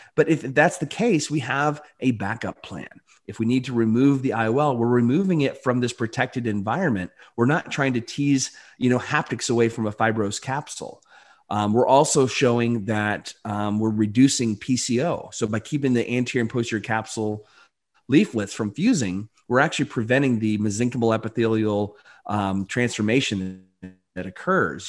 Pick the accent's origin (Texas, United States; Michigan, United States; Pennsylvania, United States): Michigan, United States; Delton; I grew up in you know rural, very very rural Michigan, uh, Barry County. I actually went to uh, place called Delton.